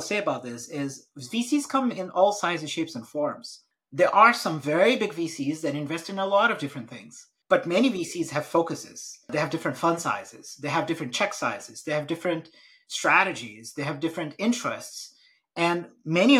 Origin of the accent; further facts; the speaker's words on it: Brazil; moved away; I'm actually born and raised in Brazil, and family's from a different part of India.